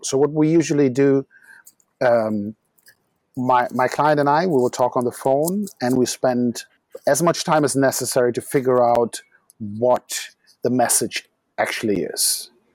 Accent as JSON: {"language": "English", "town": "Düsseldorf", "region": "North Rhine-Westphalia", "country": "Germany", "tie": "born or raised there", "also_born_or_lived": "Frankfurt", "moved": "as an adult", "lives_now": "Berlin, Germany", "said": "Dusseldorf is my hometown"}